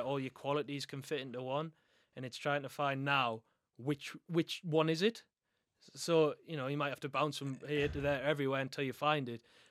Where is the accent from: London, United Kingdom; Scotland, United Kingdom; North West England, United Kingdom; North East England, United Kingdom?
North East England, United Kingdom; Sunderland; I'm from Sunderland